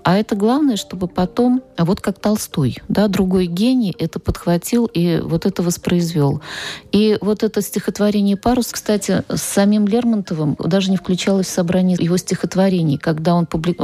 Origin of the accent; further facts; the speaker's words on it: Nizhny Novgorod, Nizhny Novgorod Oblast, Russia; я из Нижнего Новгорода